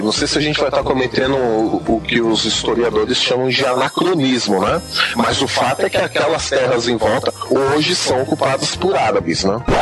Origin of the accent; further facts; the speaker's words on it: Brazil; Eu sou brasileiro, mas sou cristão.